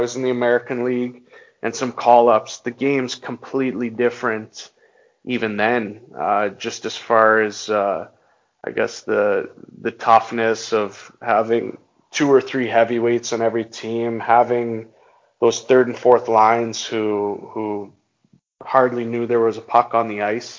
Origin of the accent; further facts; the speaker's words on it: Halifax, Nova Scotia, Canada; my hometown is actually Halifax